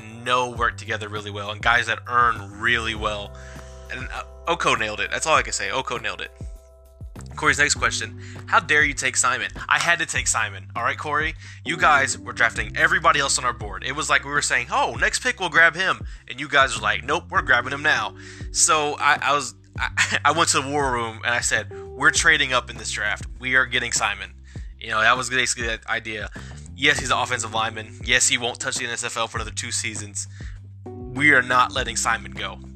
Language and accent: English; North Carolina, United States; I'm from North Carolina, so Myrtle Beach was like an hour and a half drive